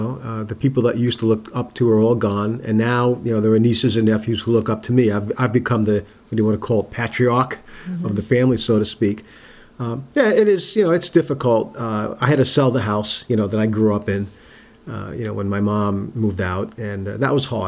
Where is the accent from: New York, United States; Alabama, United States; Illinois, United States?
New York, United States; Uniondale; Growing up on Long Island in the late 50s and early 60s was a great place. Actually, where I grew up in Nassau County in Uniondale, it was a lot like, say, South Portland.